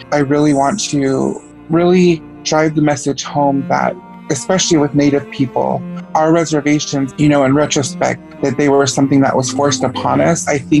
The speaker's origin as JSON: {"language": "English", "town": "Lapwai", "region": "Idaho", "country": "United States", "tie": "born or raised there", "said": "I basically was raised in that setting, but I was raised in Lapwe, and I've lived here for the majority of my life. I attended the Lapwe school systems."}